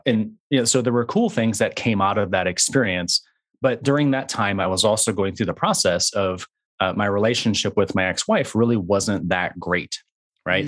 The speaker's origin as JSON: {"language": "English", "region": "West Michigan", "country": "United States", "tie": "born or raised there", "said": "I was raised in West Michigan, uh, and so the first, uh, twenty-three years of my life were spent in a very small town in West Michigan."}